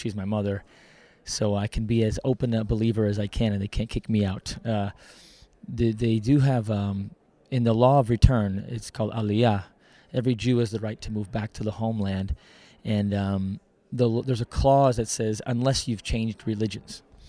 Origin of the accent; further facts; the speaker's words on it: United States; moved away as an adult; now in Israel; I'm, according to Israeli law, I'm an Israeli born abroad. Even though I was born in the States, I was able to get my citizenship automatically.